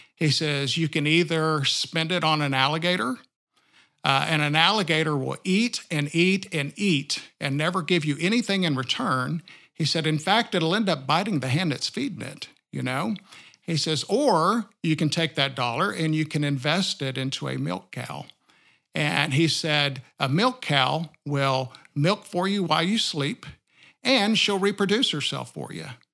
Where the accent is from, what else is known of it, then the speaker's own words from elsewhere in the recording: sixty miles south of Austin, rural Texas, United States; now in Siloam Springs, United States; I was born in Austin, uh, Texas, and then raised sixty miles south of Austin in a rural community